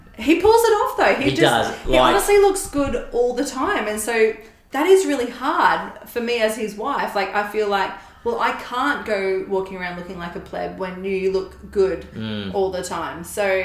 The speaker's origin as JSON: {"language": "English", "town": "Gold Coast", "region": "Queensland", "country": "Australia", "tie": "born or raised there", "said": "Gold Coast."}